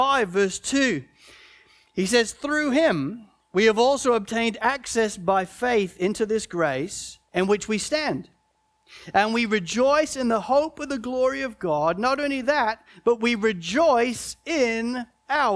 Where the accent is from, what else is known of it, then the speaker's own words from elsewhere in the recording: United Kingdom; as a British person